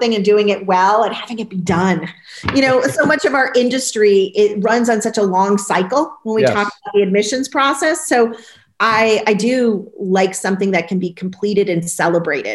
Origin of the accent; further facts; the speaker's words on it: New England, United States; moved away as an adult; also born or lived in California; My husband and I are New Englanders by birth. You know, we both spent the first 25 years on the East Coast, 15 out in California